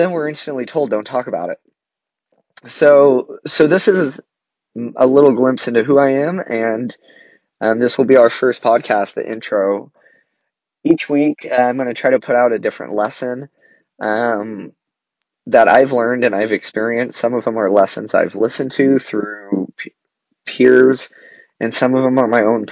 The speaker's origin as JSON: {"language": "English", "region": "Southern Oregon", "country": "United States", "tie": "born or raised there", "said": "I grew up in Southern Oregon, and I went to college in Northern Oregon."}